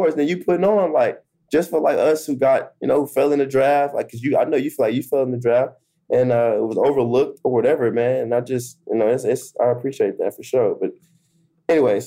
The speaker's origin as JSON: {"language": "English", "town": "Dallas", "region": "Texas", "country": "United States", "moved": "yes", "lives_now": "Philadelphia, United States", "said": "I'm from Dallas"}